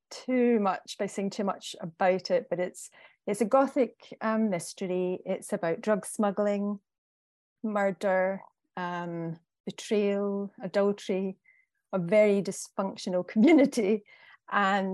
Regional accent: Central Belt, Scotland, United Kingdom; now in Glencoe, United Kingdom; I grew up in the Central Belt, where pretty much everybody in Scotland lives

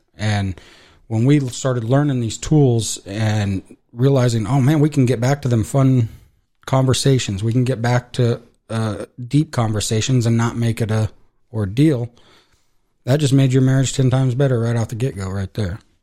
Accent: Casper, Wyoming, United States; I was born in Casper

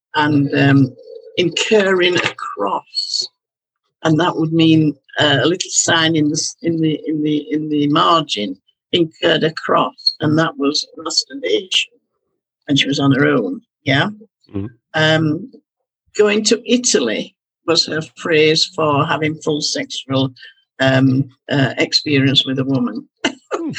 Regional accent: Halifax, Yorkshire and the Humber, United Kingdom; the town I'd been born and brought up in Halifax

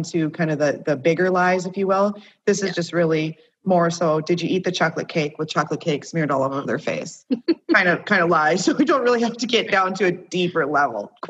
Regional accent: Minot, North Dakota, United States; I'm from Minot

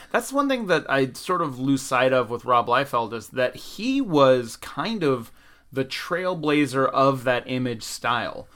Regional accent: the South, United States; growing up in the South

